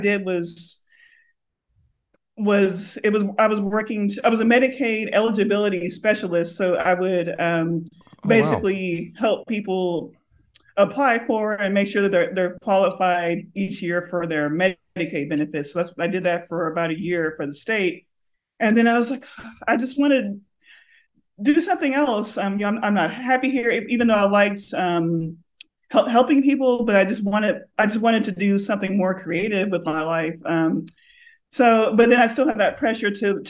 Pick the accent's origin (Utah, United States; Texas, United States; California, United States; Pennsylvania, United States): Texas, United States; Lubbock; now in Austin, United States; I grew up in Lubbock, Texas